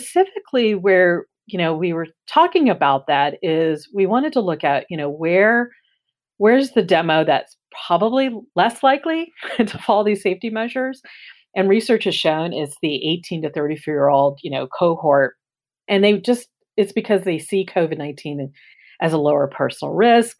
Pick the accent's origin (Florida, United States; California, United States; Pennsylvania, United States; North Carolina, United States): Florida, United States; moved away; also born or lived in Los Angeles; I grew up in Florida, where disasters of hurricanes and tornadoes certainly had an impact when I grew up